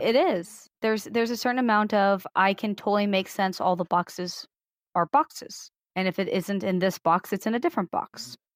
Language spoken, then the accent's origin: English; Missouri, United States; also born or lived in Illinois; I moved to Missouri fifth, sixth grade, something like that. I've been in Missouri the rest of that time